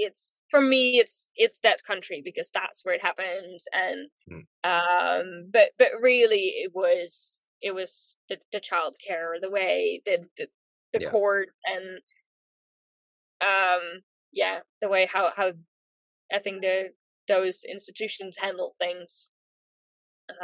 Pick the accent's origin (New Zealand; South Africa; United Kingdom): New Zealand; also born or lived in Netherlands; overall, I've lived in New Zealand longer than in the Netherlands now. I do regard New Zealand as home. I think mostly because that's where I've been living alone, grown up